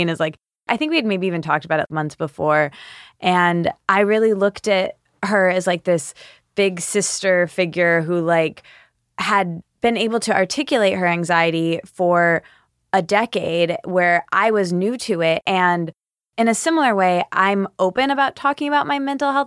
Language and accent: English; Michigan, United States; I'm from Michigan, a small college town